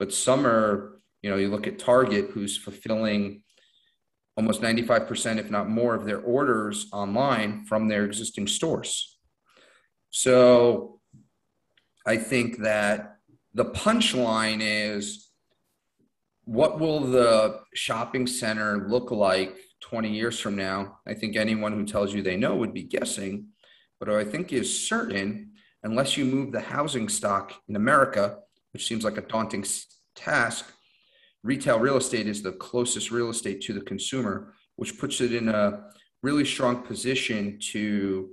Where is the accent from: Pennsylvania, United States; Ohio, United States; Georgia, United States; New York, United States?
New York, United States; New York metro area, United States; I'm from the New York metro area